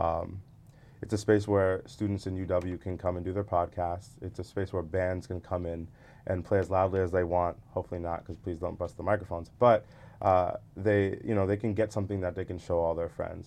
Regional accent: Atlanta, Georgia, United States; moved away as an adult; we're from Atlanta

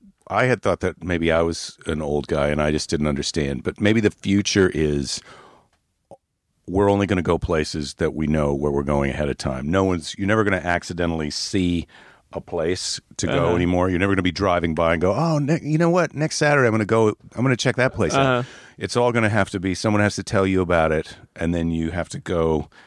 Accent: Iowa, United States; now in California, United States; Well, I always say I'm from Iowa, but technically I've lived in California now for more than 30 years.

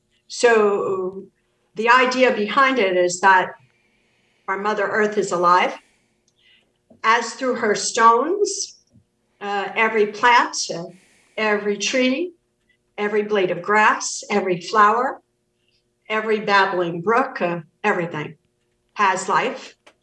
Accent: Ireland; No, I've been to Ireland plenty of times. I'm Irish.

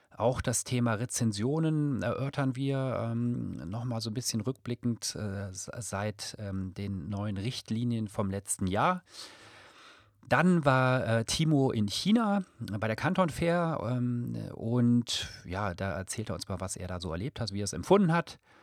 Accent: Rhineland, Germany; now in Munich, Germany; ich bin ja auch äh, Rheinländer

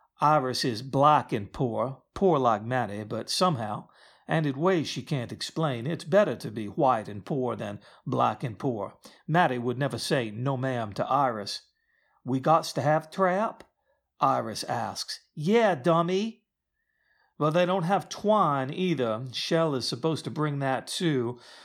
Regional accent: the South, United States; As you can tell, I don't have a Southern accent, although I am from the South.

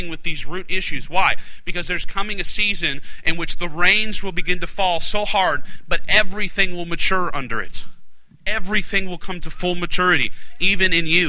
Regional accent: Alaska, United States; I'm from Alaska

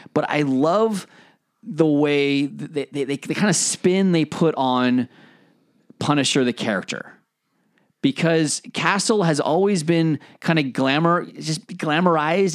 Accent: United States; moved away as an adult; now in United Kingdom; as an American coming over to the UK.

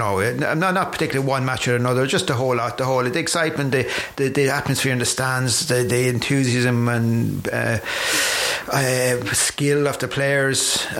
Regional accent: Kildare, Leinster, Ireland; moved away; also born or lived in Meath; I'm originally from Kildare. I know I live in Waterstone

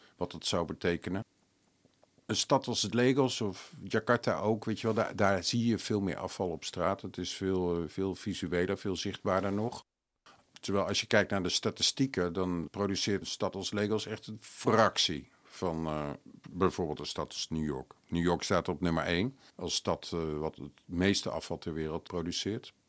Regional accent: Amsterdam, North Holland, Netherlands; als Amsterdammer

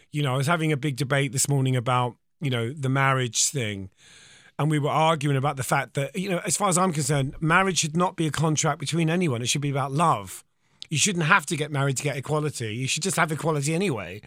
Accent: Eltham, London, United Kingdom; from Eltham

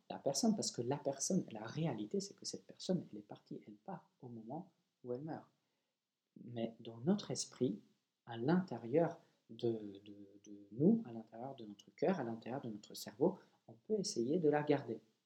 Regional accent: Poland; je suis polonais

